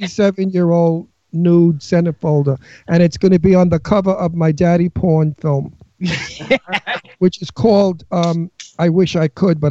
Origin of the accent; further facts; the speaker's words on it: New York City, New York, United States; accent: New York; also born or lived in California; now in Doylestown, Pennsylvania, United States; I'm from Queens. I know Queens. I'm from Astoria.